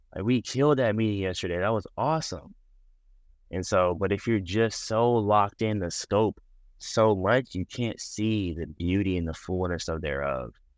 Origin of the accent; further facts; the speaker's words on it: Pearland, Texas, United States; also born or lived in Houston, Texas; I'm from Houston, Texas. I was raised in a suburb called Pearland, Texas.